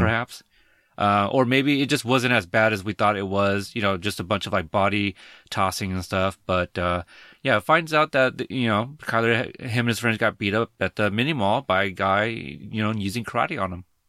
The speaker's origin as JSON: {"language": "English", "region": "Texas", "country": "United States", "said": "I'm from Texas"}